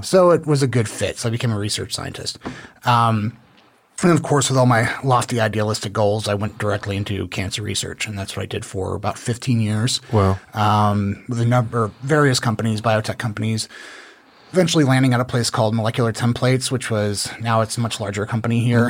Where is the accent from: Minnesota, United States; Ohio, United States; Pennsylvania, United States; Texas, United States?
Texas, United States; Dallas; also born or lived in Newport, Rhode Island; now in Austin, United States; I'm originally from Newport, Rhode Island, okay. um, but kind of mostly grew up in the Dallas area